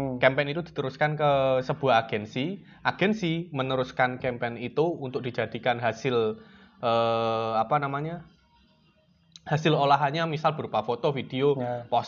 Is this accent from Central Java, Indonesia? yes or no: yes; Kudus, Central Java, Indonesia; saya asli Kudus eh, adik kelasnya Mas Jangka